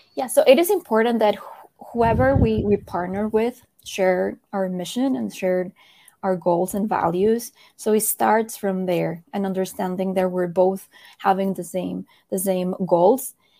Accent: Colombia; I was born in Colombia.

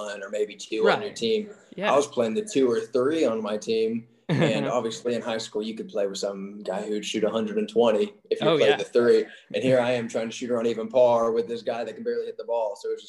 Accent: just north of Atlanta, Georgia, United States; originally from just north of Atlanta. I like to say I'm from Atlanta, but I'm actually just about 30 minutes north of Atlanta. Grew up there.

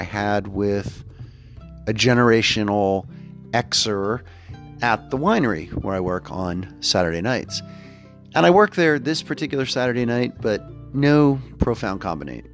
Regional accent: Houston, Texas, United States; also born or lived in Pittsburgh, Pennsylvania; My childhood growing up in Houston, Texas

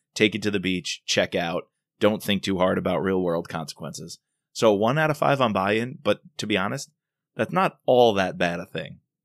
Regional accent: New York, United States; accent: New York; my New York accent

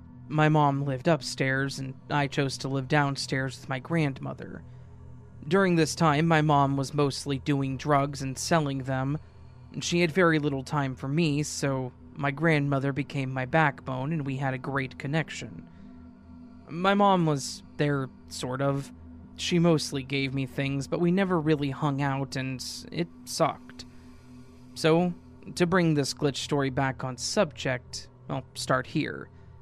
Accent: Michigan, United States; At this time, I was finishing up my 12th grade year and an adult education that is located in my hometown, which is in Michigan.

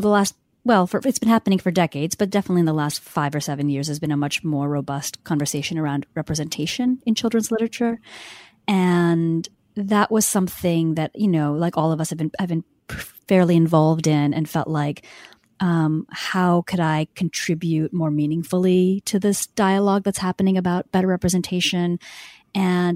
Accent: India; moved away; I'm from India

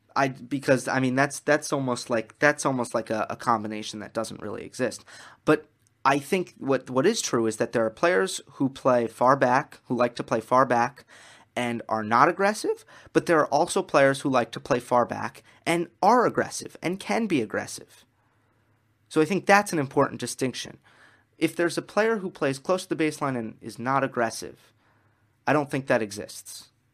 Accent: New York, United States; I'm from New York

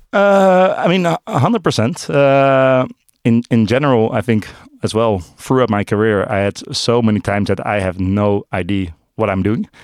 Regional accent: Amsterdam, North Holland, Netherlands; born and raised in Amsterdam, uh, still live in Amsterdam.

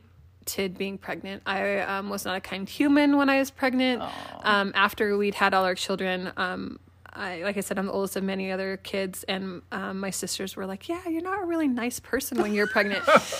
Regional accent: California, United States; I grew up in California. I'm the oldest of many children.

